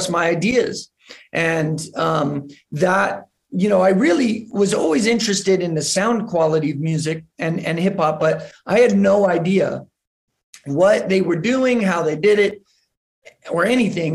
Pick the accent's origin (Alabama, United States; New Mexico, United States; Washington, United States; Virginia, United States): New Mexico, United States; growing up in New Mexico, I there wasn't a tremendous amount of hip hop culture.